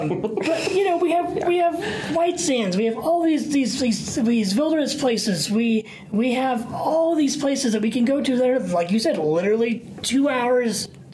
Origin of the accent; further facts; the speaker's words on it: New Mexico, United States; moved away as an adult; also born or lived in Missouri; I was from New Mexico